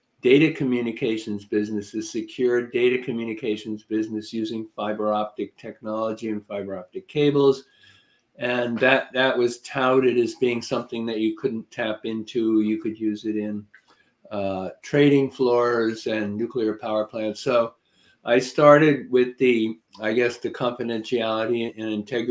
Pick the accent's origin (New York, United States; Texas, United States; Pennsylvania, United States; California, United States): New York, United States; New York area, United States; also born or lived in Nashville, Tennessee; now in Connecticut, United States; I'm more from the New York area than the Nashville, Tennessee area